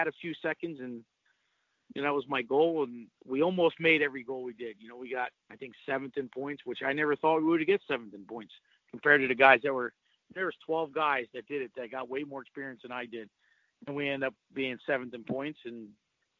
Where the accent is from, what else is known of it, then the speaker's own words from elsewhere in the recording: New Egypt, New Jersey, United States; I grew up in New Egypt